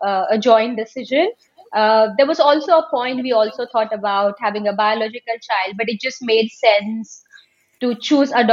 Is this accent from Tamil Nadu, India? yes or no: no; Mumbai, Maharashtra, India; moved away as an adult; now in United Kingdom; I grew up in Mumbai, always been a Mumbai girl